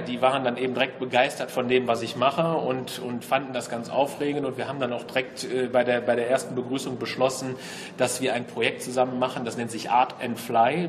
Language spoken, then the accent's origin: German; Solingen, North Rhine-Westphalia, Germany; Also ich bin natürlich Solinger, muss ich natürlich ganz klar sagen. Ich äh, bin also gebürtig äh, aus Solingen-Wald und äh, lebe, solange ich eben lebe, in Solingen.